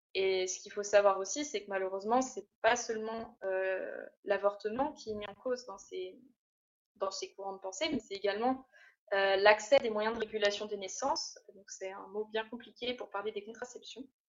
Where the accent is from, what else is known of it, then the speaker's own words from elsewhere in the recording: Burgundy, Bourgogne-Franche-Comté, France; moved away as an adult; now in Réunion, France; je viens de Bourgogne initialement et je suis partie à y 5 ans sur l'île de la Réunion